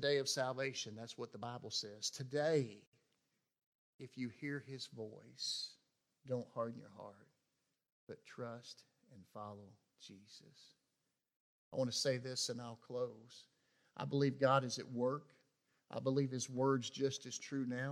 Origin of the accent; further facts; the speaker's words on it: West Tennessee, United States; I grew up in West Tennessee